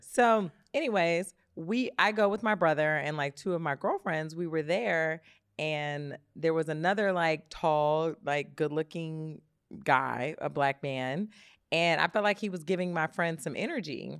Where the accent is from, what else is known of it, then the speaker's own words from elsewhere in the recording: Detroit, Michigan, United States; moved away; I'm from Detroit